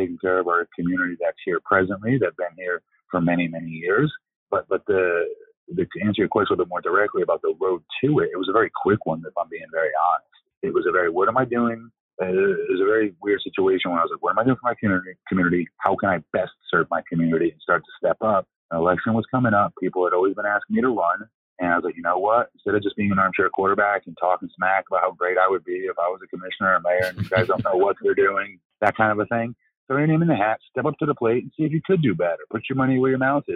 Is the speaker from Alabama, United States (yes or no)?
no; Longwood, Florida, United States; That's my hometown. That's where I'm raising my son now.